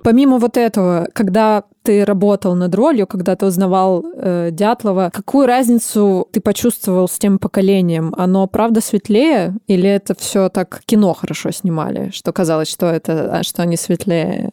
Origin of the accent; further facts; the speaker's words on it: Novosibirsk, Novosibirsk Oblast, Russia; Я сама из Новосибирска, и в 60-е годы у нас как раз строился Академгородок